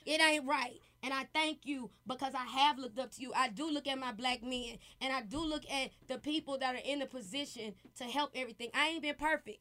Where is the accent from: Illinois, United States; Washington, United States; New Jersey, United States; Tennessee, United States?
Tennessee, United States; Memphis; I'm from Memphis